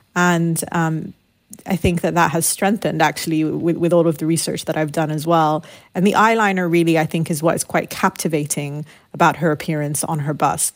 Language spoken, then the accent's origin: English; United Kingdom; also born or lived in Lebanon; growing up in the United Kingdom, my parents had moved there during the Lebanese Civil War